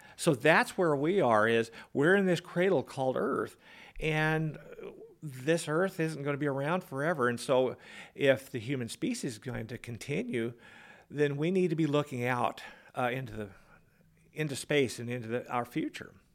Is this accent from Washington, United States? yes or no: yes; Peshastin, Washington, United States; I grew up in a little town in central Washington near Leavenworth